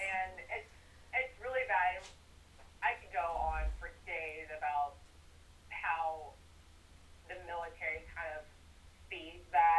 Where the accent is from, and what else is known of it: Nebraska, United States; born or raised there